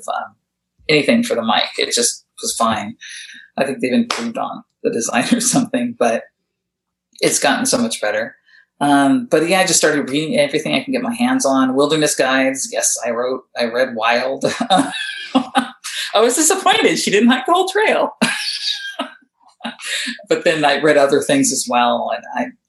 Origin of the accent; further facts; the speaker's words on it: Southern California, United States; I grew up out here in Southern California in kind of a rural area.